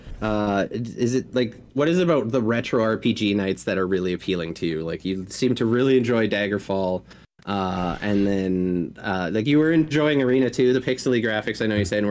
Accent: Canada; accent: Canadian; now in Montreal, Canada; being Canadian.

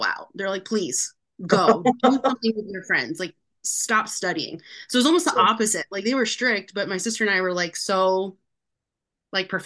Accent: Phoenix, Arizona, United States; I was born and raised in Phoenix

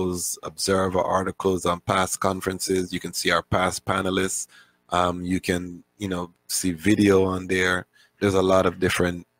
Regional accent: Toronto, Ontario, Canada; moved away; also born or lived in Kingston, Jamaica; I'm from Kingston, Jamaica. Grew up in Toronto, Canada

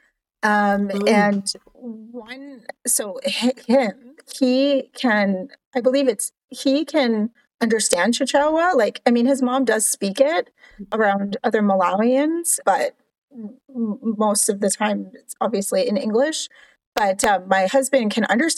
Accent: Cape Breton, Nova Scotia, Canada; moved away as an adult; also born or lived in Halifax, Canada / Edmonton, Canada / Grand Prairie, Canada; now in Texas, United States; I grew up in Cape Breton

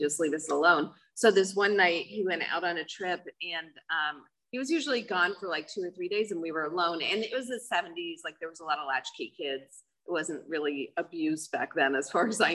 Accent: New York, United States; I'm from New York. I grew up in an alcoholic family

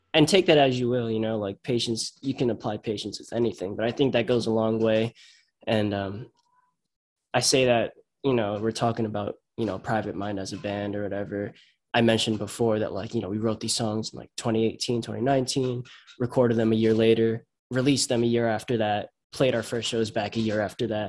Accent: Huntington Station, New York, United States; I'm from Huntington. I'm from Huntington Station

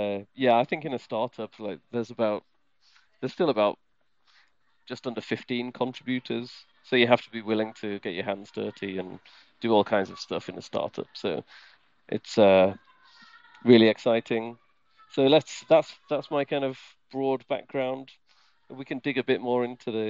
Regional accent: United Kingdom; moved away as an adult; now in Switzerland; I am British and I live in Switzerland actually. So I've been in Switzerland for more than 10 years.

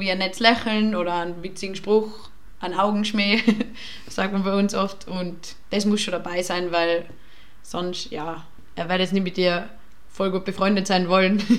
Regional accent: Tyrol, Austria; now in Vienna, Austria; ich bin aus Tirol und ich gehe gerne auf den Berg und so und dass das halt voll schade ist in Wien, kann man das alles nicht machen.

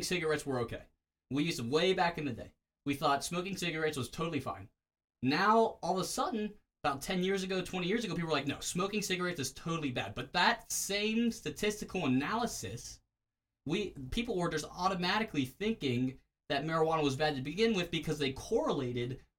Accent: Clarksville, Maryland, United States; I'm from Clarksville, Maryland

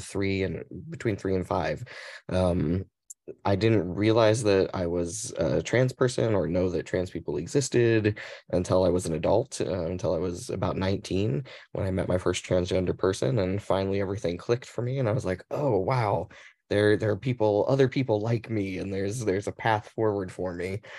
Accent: Mesa, Arizona, United States; also born or lived in Phoenix, Arizona; I was born and raised in, uh, Mesa, Arizona

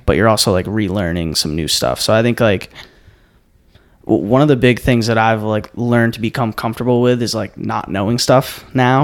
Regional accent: Cape Cod, Massachusetts, United States; moved away; I grew up on Cape Cod

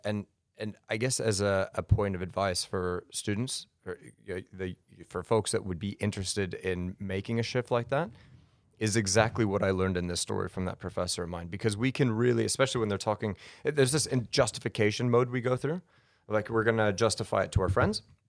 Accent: Colorado, United States; also born or lived in Denver; born in Denver and then raised outside in the spring, so I'm a Colorado kid

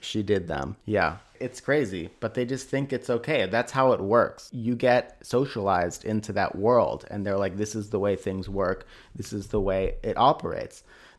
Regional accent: Tennessee, United States; Tennessee, born and raised in Tennessee.

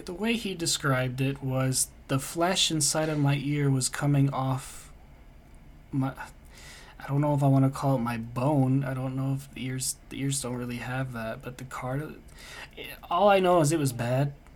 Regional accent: United States; also born or lived in Denmark; I'm from the States

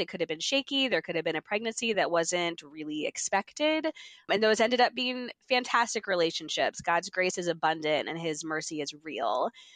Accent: Mechanicsburg, Pennsylvania, United States; moved away as an adult; also born or lived in Philadelphia, United States; now in Maryland, United States; I'm from Mechanicsburg, Pennsylvania, grew up there

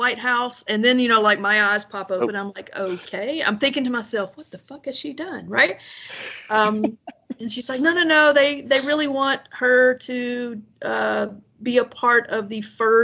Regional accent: Deep South, United States; moved away; growing up in the Deep South was just being gay was not okay.

